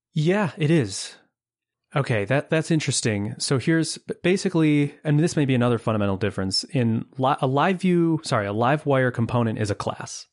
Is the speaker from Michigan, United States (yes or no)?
no; Buffalo, New York, United States; I hail from Buffalo, New York, born, raised, and currently living not far from Niagara Falls